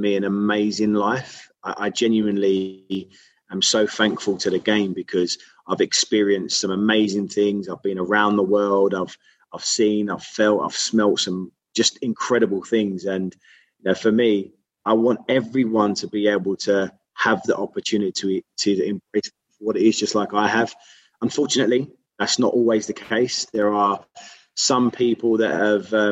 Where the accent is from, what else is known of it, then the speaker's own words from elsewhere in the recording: London, United Kingdom; I grew up in Whitechapel.